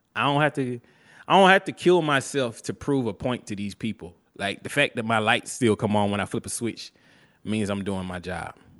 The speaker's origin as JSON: {"language": "English", "region": "Alabama", "country": "United States", "said": "I'm from Alabama"}